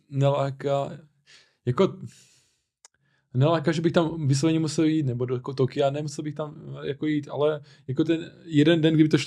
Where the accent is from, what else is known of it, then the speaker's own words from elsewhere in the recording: Czechia; Laka, ne, Česko, já jsem prostě Čech